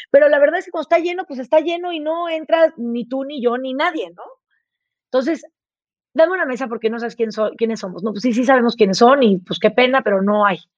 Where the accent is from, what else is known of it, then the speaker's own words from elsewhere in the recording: Chihuahua, Mexico; born there; Mira, yo nací en Chihuahua. Nací cuando mis papás estaban trabajando en el barrio más pobre de Chihuahua, que se llama el Cerro de la Cruz